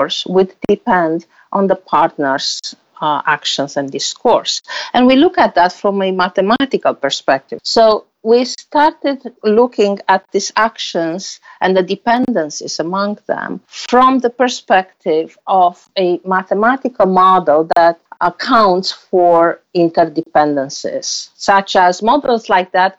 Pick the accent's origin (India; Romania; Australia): Romania; moved away as an adult; also born or lived in Germany; now in United States; I am originally from Romania with a master in mathematics